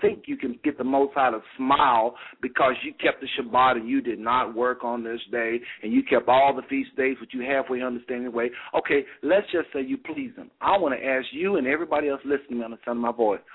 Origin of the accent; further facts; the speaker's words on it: United States; you've been born and raised in America, and me as well